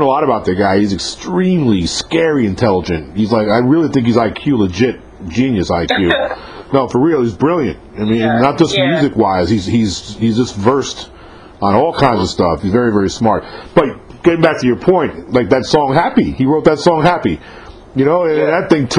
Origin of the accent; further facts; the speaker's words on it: New York, United States; moved away; I'm from New York originally, so I grew up when Run DMC hit the scene